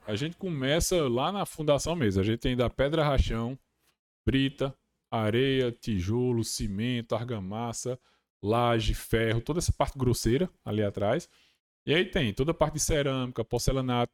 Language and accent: Portuguese; Brazil; also born or lived in Massachusetts, United States